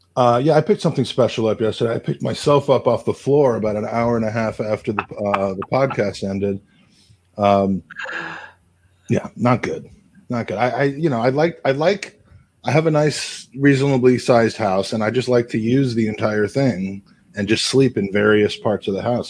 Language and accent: English; United States; moved away as an adult; also born or lived in England; as an American